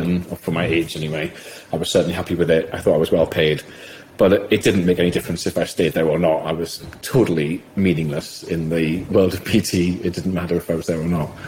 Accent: South Shields, North East England, United Kingdom; I grew up gay in South Shields

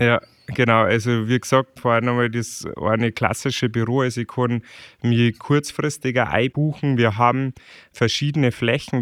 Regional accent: Chiemgau, Bavaria, Germany; irgendwann mag ich wieder zurück ins Chiemgau, weil es bei uns einfach ja. so schön ist

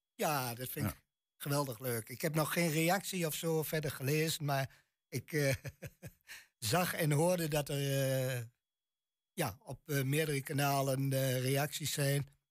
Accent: Twente, Overijssel, Netherlands; accent: Twents; mijn tongval echt Twents is

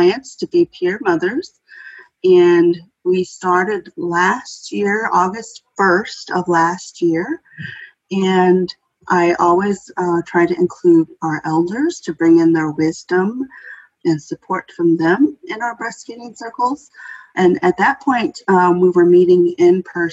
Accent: White Earth Reservation, Northwest Minnesota, United States; moved away; also born or lived in Twin Cities, Minnesota; originally, I am from the White Earth Reservation in Northwest Minnesota

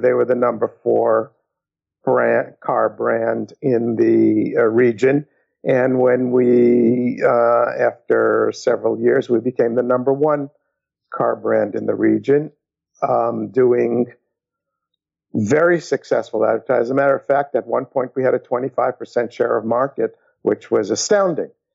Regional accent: New York City, New York, United States; I was brought up in New York City

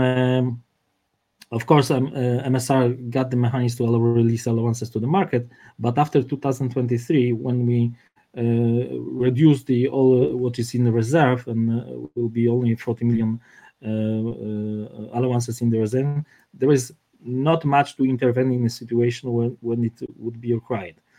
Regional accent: Warsaw, Masovian Voivodeship, Poland; I'm from Warsaw, not from Krakow

